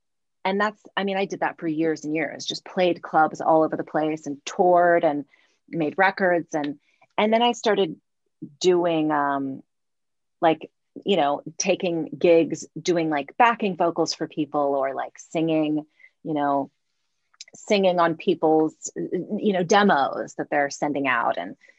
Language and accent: English; Los Angeles, California, United States; also born or lived in Santa Cruz / East Bay; we moved to Los Angeles when I was 7.